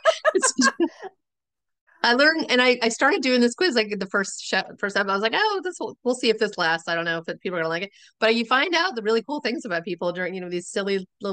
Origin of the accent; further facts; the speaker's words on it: Florida, United States; now in Maryland, United States; I grew up in Florida